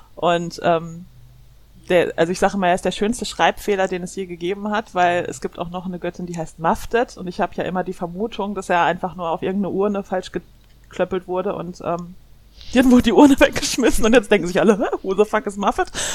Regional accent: Germany; also born or lived in Ruhr area; Ich komme aus Deutschland. Ich lebe im Ruhrgebiet

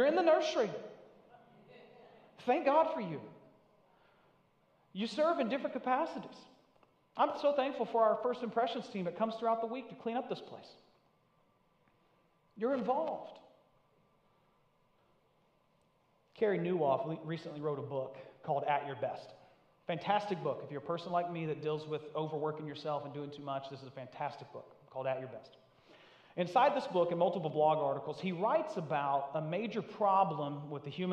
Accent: Northeast Tennessee, United States; now in New England, United States; I'm from Northeast Tennessee. I'm about as far from native to New England as you can get.

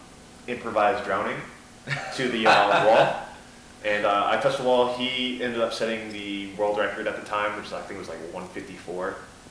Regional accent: New York, United States; now in Florida, United States; I'm from Florida, like, originally from New York

